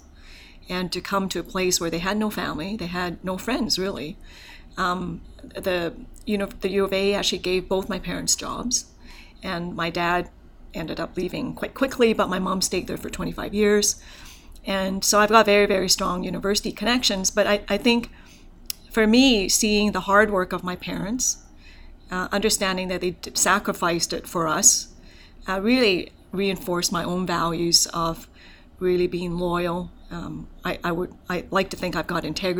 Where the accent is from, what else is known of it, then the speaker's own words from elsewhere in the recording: Hong Kong; also born or lived in Canada; now in Alberta, Canada; So my family is from Hong Kong, and so I was born in Hong Kong. And it's an interesting story about how I immigrated to Canada